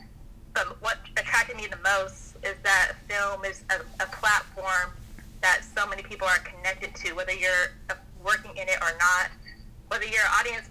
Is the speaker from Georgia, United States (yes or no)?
yes; Atlanta, Georgia, United States; also born or lived in Augusta; I'm originally from Atlanta